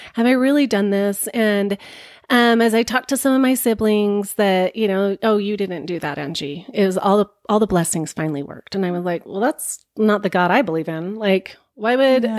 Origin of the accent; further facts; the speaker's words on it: Bountiful, Utah, United States; moved away as an adult; also born or lived in Seattle; I was born and raised Mormon in Bountiful, Utah